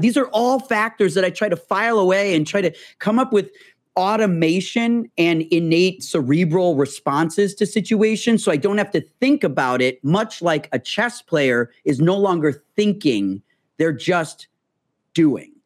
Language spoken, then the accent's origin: English; Illinois, United States; moved away as an adult; now in Los Angeles, United States; I'm from Illinois